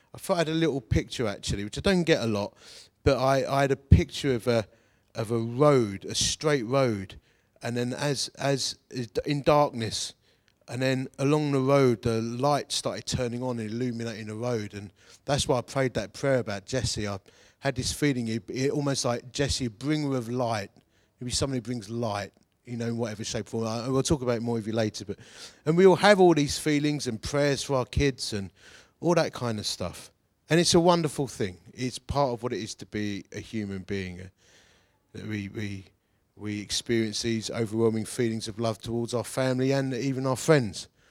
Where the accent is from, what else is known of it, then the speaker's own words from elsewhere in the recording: Romford, London, United Kingdom; I'm from Essex. I'm a Romford boy